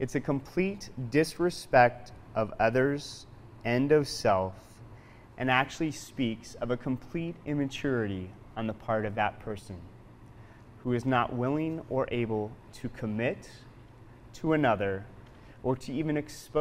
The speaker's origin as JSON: {"language": "English", "town": "Portland", "region": "Oregon", "country": "United States", "tie": "born or raised there", "moved": "yes", "lives_now": "South Dakota, United States", "said": "I'm not from South Dakota. I grew up in Portland, Oregon, and as a kid growing up in the city"}